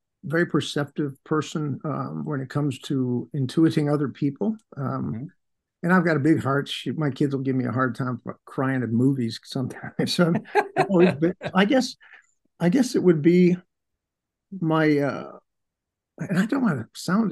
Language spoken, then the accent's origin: English; Chicago, Illinois, United States; I'm an Irish jock growing up on the north side of Chicago